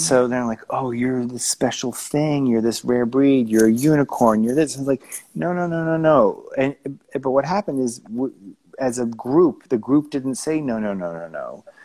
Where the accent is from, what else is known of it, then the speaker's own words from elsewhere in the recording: Tucson, Arizona, United States; moved away as an adult; also born or lived in upstate New York / Los Angeles / Flagstaff / Aspen; I grew up in Tucson, Arizona, by the Mexican border